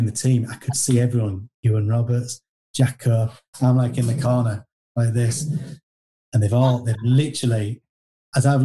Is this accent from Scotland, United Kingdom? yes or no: no; York, Yorkshire and the Humber, United Kingdom; York City, they're my hometown team